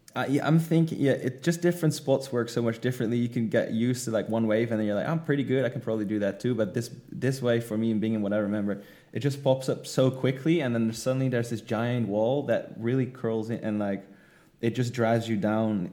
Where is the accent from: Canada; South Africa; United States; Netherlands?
Netherlands; moved away as an adult; now in Indonesia; I'm from the Netherlands.